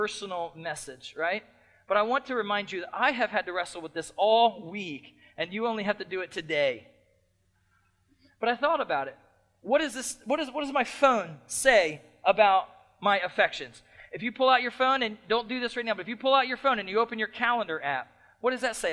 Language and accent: English; United States; as American Christians